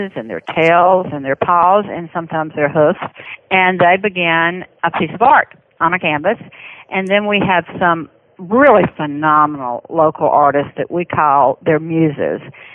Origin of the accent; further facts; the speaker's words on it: Birmingham, Alabama, United States; accent: Southern; I'm from Birmingham, Alabama.